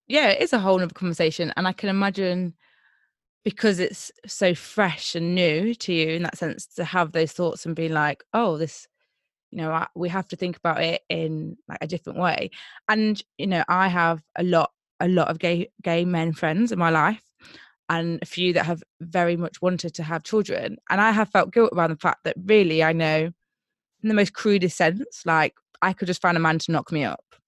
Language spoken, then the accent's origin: English; Nottingham, East Midlands, United Kingdom; I'm from Nottingham